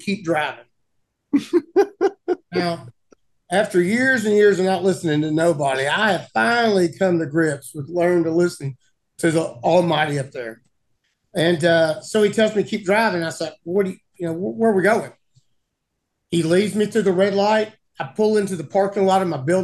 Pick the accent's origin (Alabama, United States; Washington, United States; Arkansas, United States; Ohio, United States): Arkansas, United States; from my growing up here in Arkansas